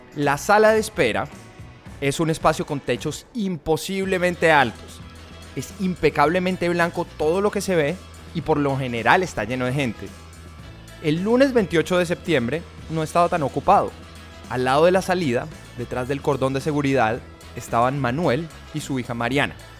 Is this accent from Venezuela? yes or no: no; Colombia; now in United States; para nosotros como colombianos